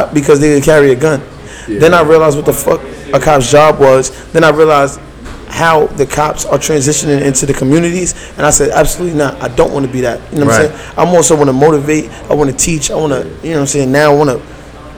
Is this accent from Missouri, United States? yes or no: no; New York City, New York, United States; I'm from downtown Brooklyn. I'm from Fort Greene